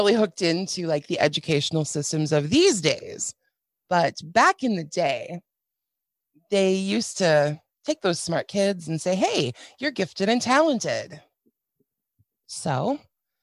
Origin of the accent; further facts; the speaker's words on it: Minnesota, United States; So we lived in a Midwestern town in Minnesota. I'm from Minnesota